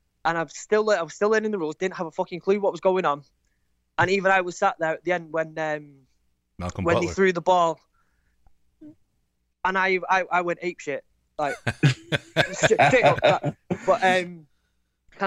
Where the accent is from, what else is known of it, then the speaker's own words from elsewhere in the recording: Manchester, North West England, United Kingdom; I'm from Manchester.